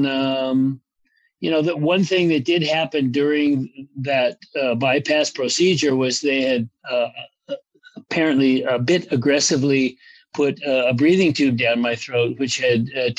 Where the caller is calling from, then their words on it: Los Angeles, California, United States; Well, I'm at home in good old Los Angeles on the West Side.